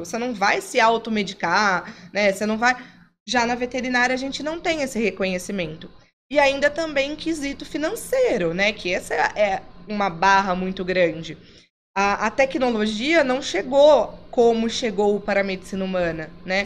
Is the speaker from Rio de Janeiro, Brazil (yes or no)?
no; Campinas, São Paulo, Brazil; Criada em cidade de interior, sou de Campinas, mas com família em cidade de interior